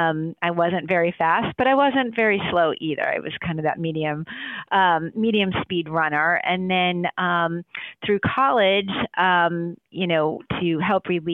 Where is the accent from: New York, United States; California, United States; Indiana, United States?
New York, United States; Buffalo; also born or lived in DMV (Washington, D.C. area); now in Washington, D.C. area, United States; I am originally from Buffalo, New York